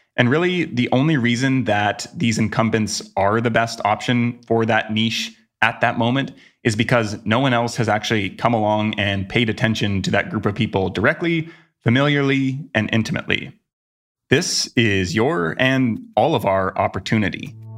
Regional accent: Vancouver, British Columbia, Canada; my hometown of Vancouver, Canada

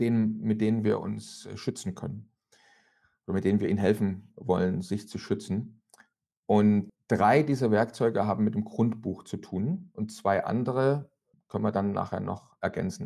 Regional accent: East Germany, Germany; ich komme aus dem Land, wo man mal gesagt hat, niemand hat die Absicht, eine Mauer zu bauen

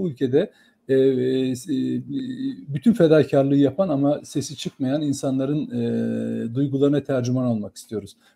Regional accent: Germersheim, Rhineland-Palatinate, Germany; now in Turkey; 1966 Germe, Germe, Germesheim doğumluyum.

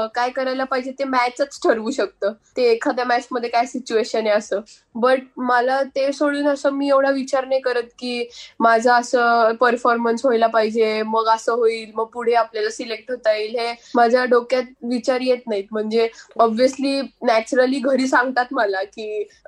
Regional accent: Pune, Maharashtra, India; आम्ही पुण्याचे आहे

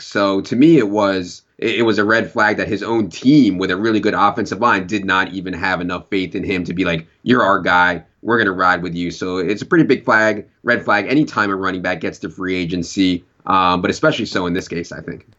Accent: Virginia, United States; moved away; I grew up in Virginia

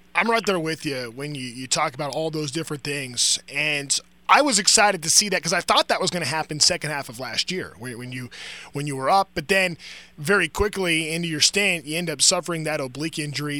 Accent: Anaheim, California, United States; also born or lived in Fullerton / Orange; I was born um, in Fullerton. I grew up in Anaheim.

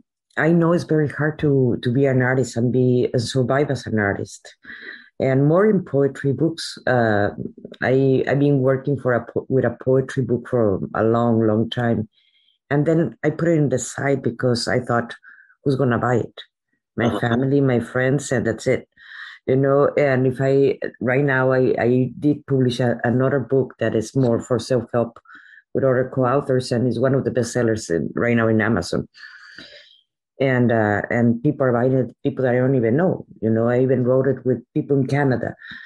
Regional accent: Veracruz, Mexico; I was raised in Veracruz.

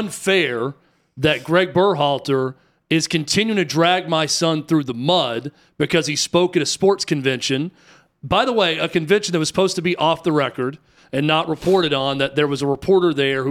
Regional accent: United States; I'm American.

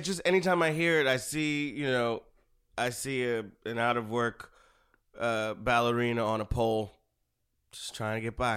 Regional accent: Northeast, United States; I say aunt because I'm from the Northeast.

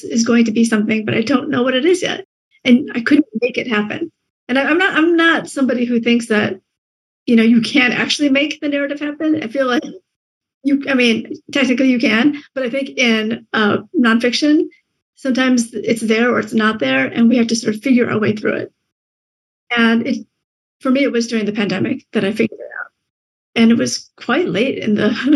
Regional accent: Michigan, United States; also born or lived in Vietnam; it was a strange place to live in the Midwest, growing up

